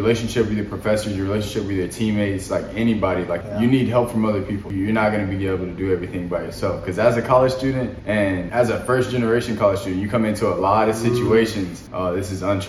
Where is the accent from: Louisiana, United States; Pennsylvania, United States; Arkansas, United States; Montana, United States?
Arkansas, United States; Conway; I'm from Conway, Arkansas